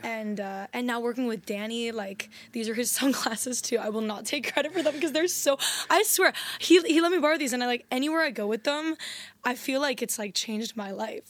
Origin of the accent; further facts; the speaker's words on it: U.S. Virgin Islands; moved away; also born or lived in San Diego; I was born in San Diego, and then I actually grew up in the Virgin Islands.